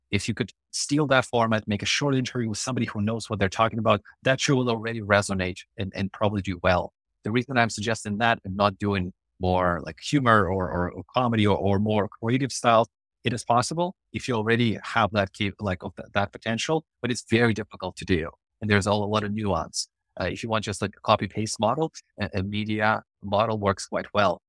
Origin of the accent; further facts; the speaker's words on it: Ukraine; English is a second language; moved away as an adult; now in Canada; before I immigrated to Canada, when it was in Ukraine